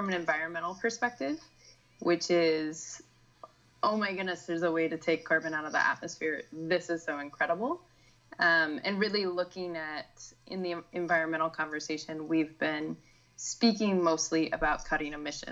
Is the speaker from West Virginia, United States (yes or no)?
yes; West Virginia, United States; I grew up in West Virginia, really close to Washington, D.C.